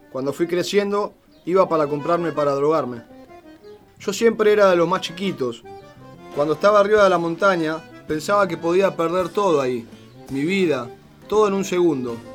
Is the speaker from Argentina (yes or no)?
yes; José León Suárez, Buenos Aires Province, Argentina; Yo soy del barrio de Carcova. El barrio es como una selva.